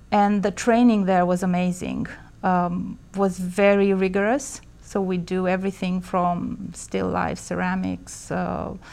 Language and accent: English; Bucharest, Romania; moved away as an adult; also born or lived in Bristol, United Kingdom; So I was born in Bucharest, Romania in the 70s. And um, I grew up there all my life and studied architecture in college. And I left Romania in 95, um, moving to Bristol, UK